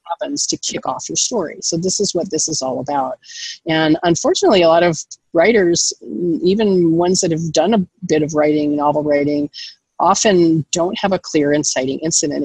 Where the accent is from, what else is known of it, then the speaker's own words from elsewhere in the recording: Los Angeles, California, United States; I grew up in Los Angeles with a screenwriter, producer, mother.